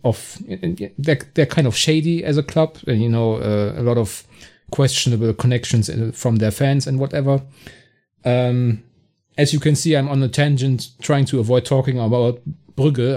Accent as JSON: {"language": "English", "town": "Bonn", "region": "North Rhine-Westphalia", "country": "Germany", "tie": "born or raised there", "said": "Bonn, my hometown"}